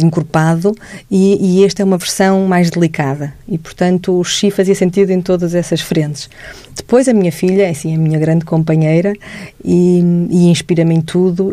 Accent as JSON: {"language": "Portuguese", "country": "Portugal", "said": "eu era a menina que vinha de Portugal"}